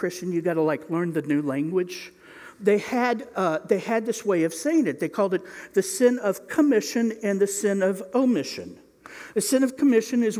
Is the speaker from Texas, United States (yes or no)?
no; Indiana, United States; I'm from Indiana